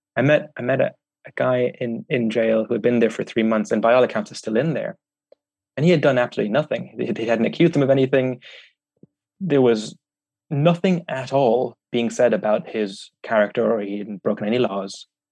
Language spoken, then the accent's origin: English; Ireland; I'm German Vietnamese, but I grew up in Ireland